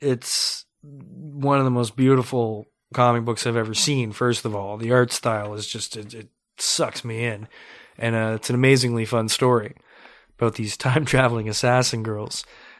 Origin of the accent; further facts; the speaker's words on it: Canada; I'm Canadian anyways. I should be proud of that, right?